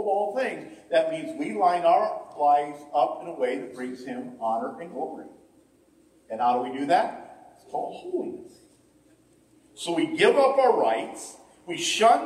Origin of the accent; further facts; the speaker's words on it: Ohio, United States; I'm from Ohio